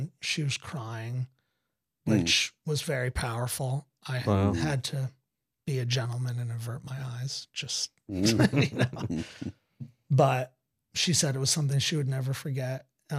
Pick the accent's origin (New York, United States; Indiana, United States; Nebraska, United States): New York, United States; Hudson Valley; moved away as an adult; also born or lived in Los Angeles; When I moved out of the area that I grew up in, and that Woodstock, where I live now, is in, is an area of New York State called the Hudson Valley. And when I moved back from Los Angeles to the Hudson Valley, I said to myself, I'm going to move back to where I'm from